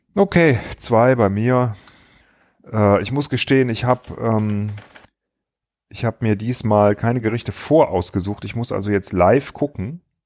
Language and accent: German; Wipperfürth area, North Rhine-Westphalia, Germany; moved away; ich komme aus der Gegend